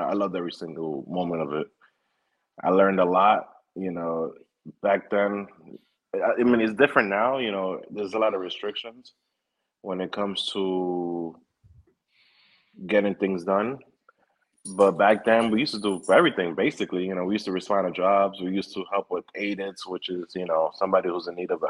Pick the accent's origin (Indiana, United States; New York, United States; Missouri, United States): New York, United States; New York City; born and raised in the Bronx.